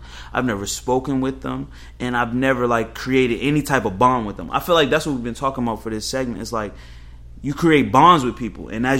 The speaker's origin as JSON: {"language": "English", "region": "Northern Virginia", "country": "United States", "tie": "born or raised there", "said": "I was raised in Northern Virginia with a mother who made this much money and a grandfather who did this and a grandmother who did that."}